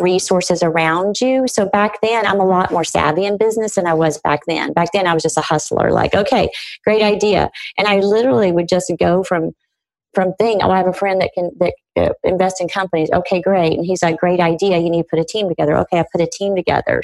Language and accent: English; Arkansas, United States; I grew up in Arkansas